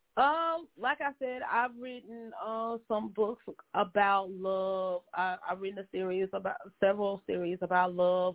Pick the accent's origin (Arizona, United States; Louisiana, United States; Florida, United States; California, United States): Louisiana, United States; Monroe; also born or lived in Baton Rouge, Louisiana / New Orleans, Louisiana; I grew up in Monroe and I'm in Monroe now